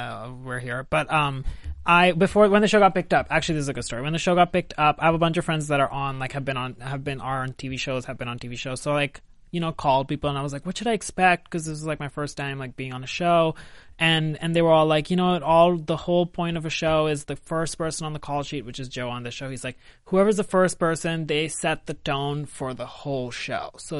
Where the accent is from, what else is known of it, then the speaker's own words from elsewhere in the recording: India; moved away as an adult; now in Los Angeles, United States; I grew up in India